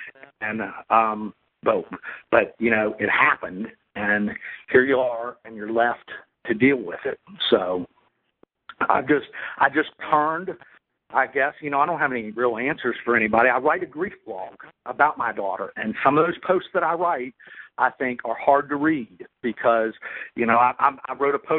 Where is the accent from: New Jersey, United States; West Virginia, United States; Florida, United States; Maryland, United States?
West Virginia, United States; I'm from West Virginia, and man, I almost just don't even trust a person who can't belt out a few swear words.